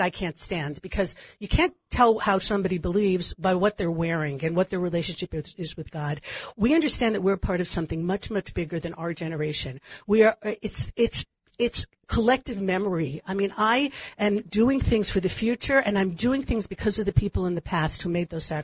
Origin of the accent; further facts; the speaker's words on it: California, United States; like I was eating granola before it was popular. I grew up in California.